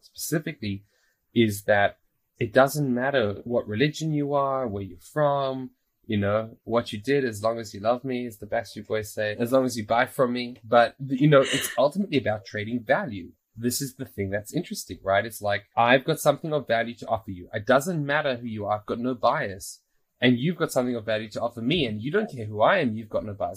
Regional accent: South Africa; also born or lived in Australia; now in Israel; growing up in South Africa, moving to Australia, now moving to Israel

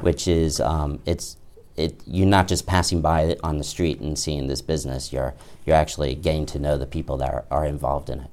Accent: Bethesda, Maryland, United States; moved away as an adult; also born or lived in Washington, D.C. / Ithaca, New York; now in The Plains, Virginia, United States; I grew up mainly in Bethesda, Maryland

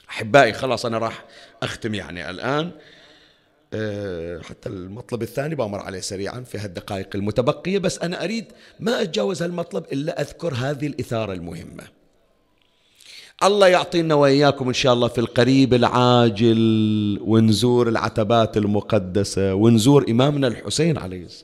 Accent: Bahrain; احنا الحمد لله رب العالمين عندنا في البحرين ومناطق الخليج الشكل اكو قرى واكو مناطق

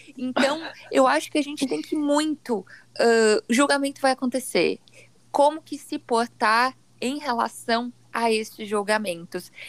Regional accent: Brazil; todos somos brasileiros

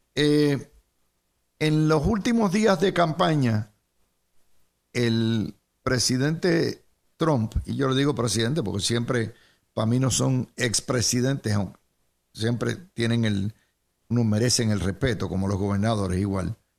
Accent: Puerto Rico; somos esclavos de el Estado socializado puertorriqueño

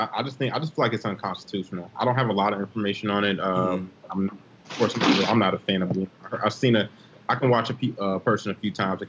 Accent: Chicago, Illinois, United States; also born or lived in Richton Park, Illinois; I'm from South Side of Chicago.

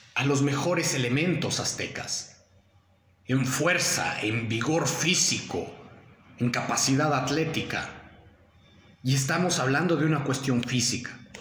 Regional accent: Mexico; nosotros, eh, como mexicanos

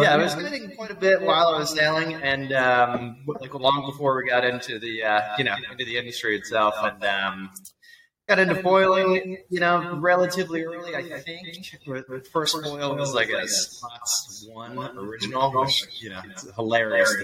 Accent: Annapolis, Maryland, United States; moved away as an adult; also born or lived in Charleston, South Carolina; I grew up in Annapolis, Maryland

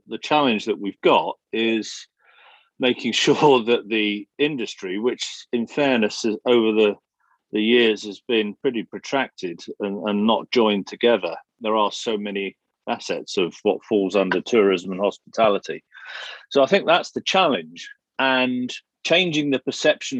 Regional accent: England, United Kingdom; you're English

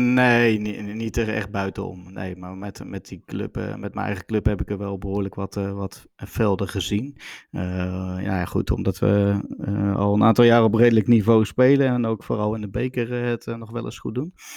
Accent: Veenendaal, Utrecht, Netherlands; bij ons in Veenendaal

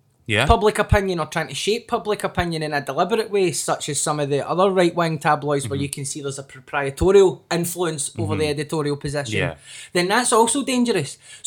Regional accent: Scotland, United Kingdom; the position the Daily Record took on decriminalisation of drugs is one that I was very proud of as a Scottish person, as a consumer of Scottish news

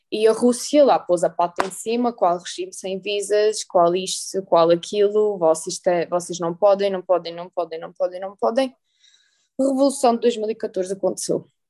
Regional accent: Torres Novas, Centro, Portugal; also born or lived in Galicia, Ukraine; eu gosto de Torres Novas, é a cidade onde eu cresci.

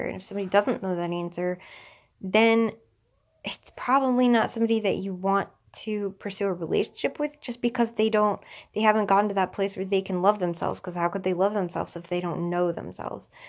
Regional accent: Tampa, Florida, United States; I was born in Tampa, Florida

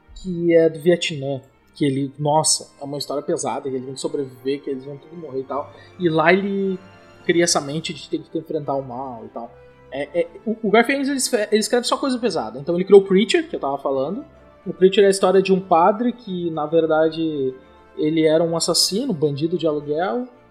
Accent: interior of Rio Grande do Sul, Brazil; na minha cidade, interior aqui do Rio Grande do Sul

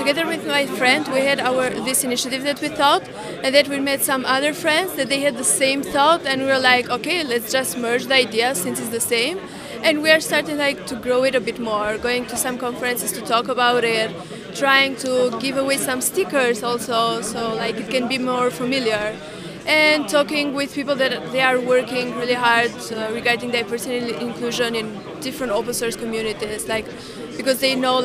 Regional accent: Albania; I'm from Albania

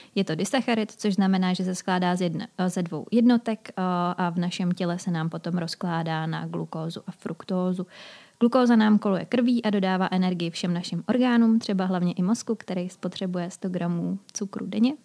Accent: Czechia

